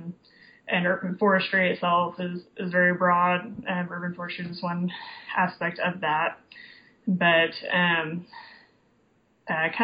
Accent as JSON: {"language": "English", "town": "Tulsa", "region": "Oklahoma", "country": "United States", "tie": "born or raised there", "also_born_or_lived": "Austin, Texas", "said": "I grew up in Tulsa"}